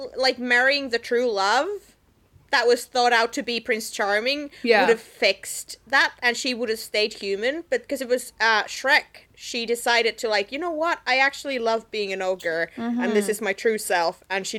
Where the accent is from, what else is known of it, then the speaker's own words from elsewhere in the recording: Finland; I come from Finland.